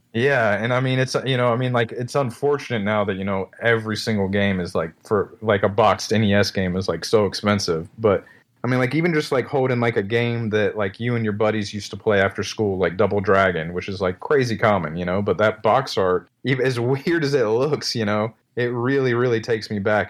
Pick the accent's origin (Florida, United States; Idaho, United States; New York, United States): Florida, United States; Destin; also born or lived in California; now in Tennessee, United States; my hometown in, uh, Destin, Fort Walton Beach, Florida